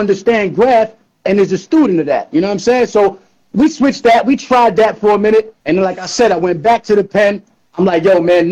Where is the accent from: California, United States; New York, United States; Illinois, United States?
New York, United States; New York City; moved away; also born or lived in Astoria, Queens; I'm born and raised in New York City